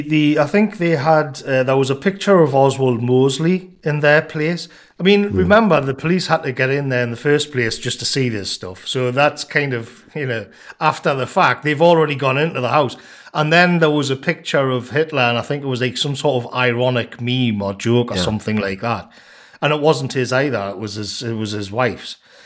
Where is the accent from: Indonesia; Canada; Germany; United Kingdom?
United Kingdom; England; I remember the days, you know, growing up in England in the 90s